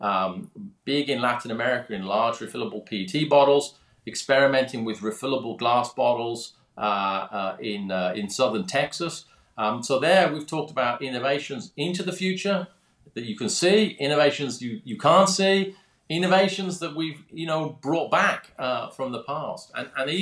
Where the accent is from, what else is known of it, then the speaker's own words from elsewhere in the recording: Birmingham, West Midlands, United Kingdom; moved away; also born or lived in London; I grew up in Birmingham, that's Birmingham, England, not Birmingham, Alabama